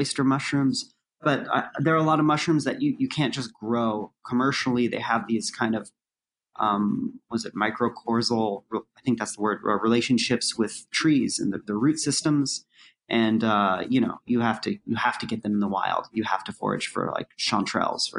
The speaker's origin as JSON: {"language": "English", "town": "Santa Cruz", "region": "California", "country": "United States", "tie": "born or raised there", "moved": "yes", "lives_now": "New York City, United States", "said": "Santa Cruz, my hometown. And growing up like in the forest out there"}